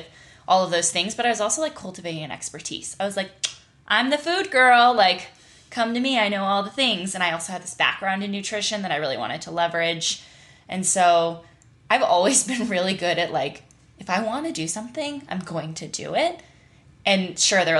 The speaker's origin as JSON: {"language": "English", "town": "Nashville", "region": "Tennessee", "country": "United States", "tie": "born or raised there", "also_born_or_lived": "Wyoming", "said": "born and raised in Wyoming. My family moved to Nashville, Tennessee. I kind of grew up there, basically."}